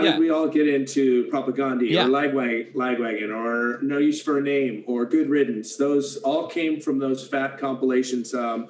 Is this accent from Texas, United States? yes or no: no; Orcutt, California, United States; I grew up in Santa Barbara County, northern Santa Barbara County, in a place we call Orchid, O-R-C-U-T-T, Orchid, California. And Orchid was cool. It's a suburb of Santa Maria. And it was a great place to grow up.